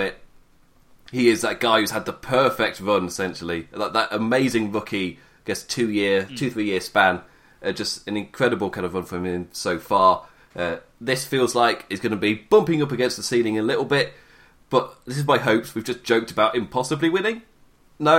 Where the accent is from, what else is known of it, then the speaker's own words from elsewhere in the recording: England, United Kingdom; I'm English.